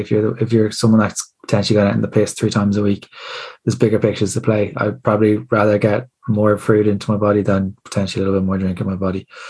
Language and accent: English; Ireland; As Irish people